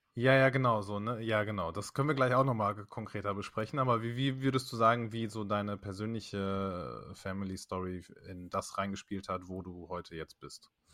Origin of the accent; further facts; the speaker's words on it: Germany; ich bin hier geboren